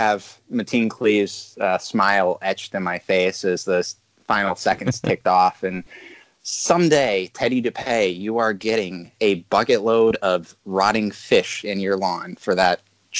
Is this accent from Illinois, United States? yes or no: no; Michigan, United States; moved away as an adult; now in Washington, D.C., United States; I'm from Michigan.